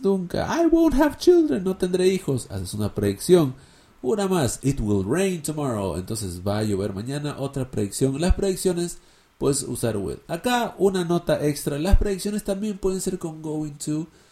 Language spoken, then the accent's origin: Spanish; Peru; Yo soy peruano